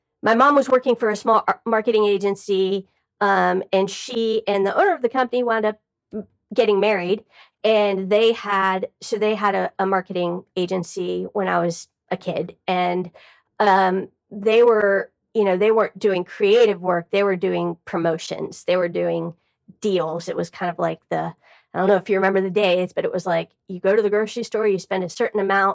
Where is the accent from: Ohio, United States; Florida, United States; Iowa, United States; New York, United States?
Florida, United States; Miami; now in Atlanta, United States; I grew up in Miami, Florida